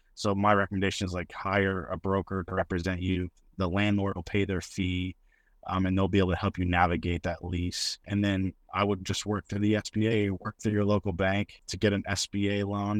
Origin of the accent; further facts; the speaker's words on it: Mustang, Oklahoma, United States; I grew up in Mustang, Oklahoma, just a suburb of Oklahoma City.